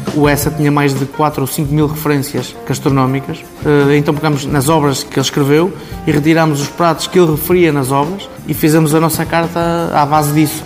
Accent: Baião, Porto District, Portugal; also born or lived in Barcelona; Sou um filho desta terra, que é Baião, nasci aqui em Baião

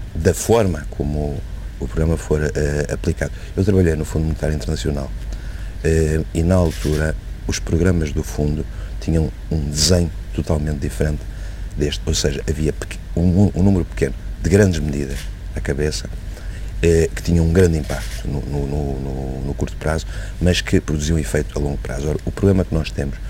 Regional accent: Portugal; Como português

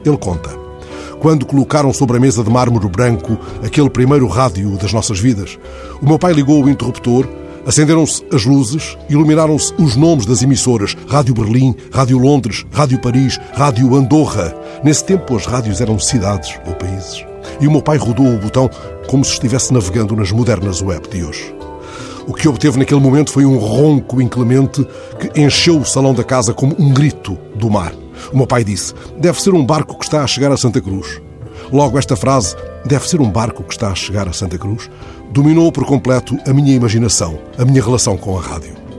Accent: Benguela, Angola; moved away; lá na Benguela onde nasci para a rádio

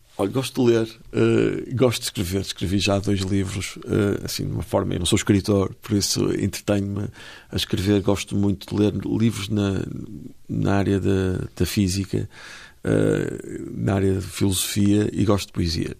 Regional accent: Porto, Norte, Portugal; also born or lived in Lisbon; eu sou portuense e vivia na cidade do Porto, agora vivo entre Porto e Lisboa

